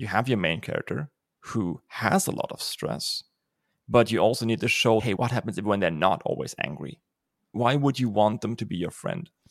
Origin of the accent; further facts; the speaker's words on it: Germany; accent: German; English is a second language; I'm German